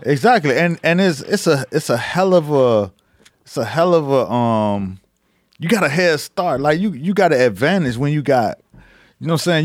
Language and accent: English; United States; I grew up Muslim in America